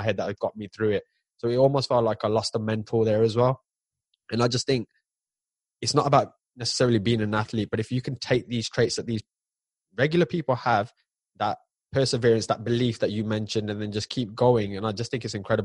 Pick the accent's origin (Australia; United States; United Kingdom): United Kingdom